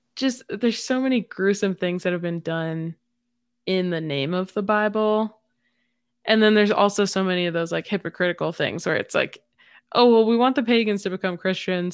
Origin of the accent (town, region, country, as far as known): United States